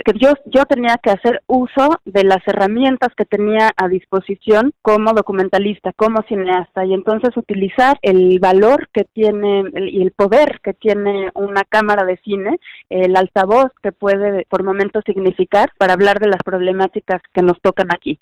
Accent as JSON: {"language": "Spanish", "country": "Mexico", "moved": "yes"}